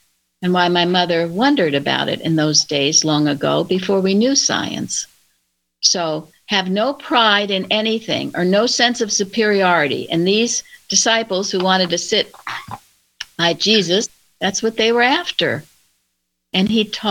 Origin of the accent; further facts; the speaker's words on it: Plainfield, United States; When I was a young child growing up in Plainfield